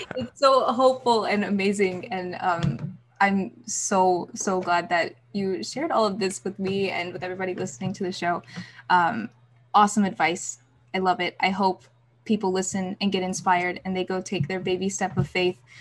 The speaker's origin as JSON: {"language": "English", "town": "Birmingham", "region": "Alabama", "country": "United States", "tie": "born or raised there", "said": "Birmingham last week, my hometown"}